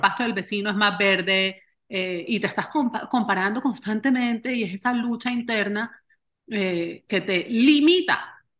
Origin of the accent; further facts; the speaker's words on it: Barranquilla, Atlántico, Colombia; moved away as an adult; also born or lived in Austin, Texas; now in United States; yo soy colombiana, nacida y criada en Barranquilla